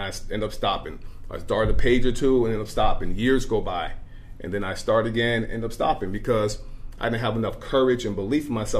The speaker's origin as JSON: {"language": "English", "town": "Hudson", "region": "New York", "country": "United States", "tie": "born or raised there", "moved": "as an adult", "said": "I was born and raised in Hudson, New York."}